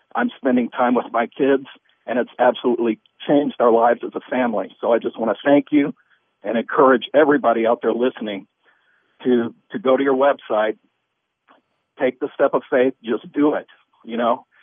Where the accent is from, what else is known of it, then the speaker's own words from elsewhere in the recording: Missouri, United States; moved away; I'm from Missouri originally, and that's the show me state